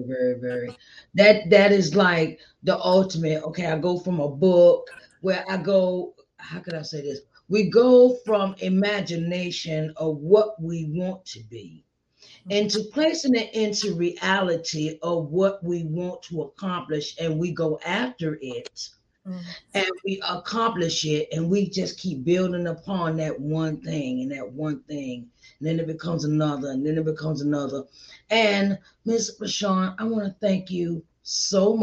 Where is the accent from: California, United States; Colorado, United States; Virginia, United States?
Virginia, United States; moved away; I'm from Virginia, and that's where I'm from, in that area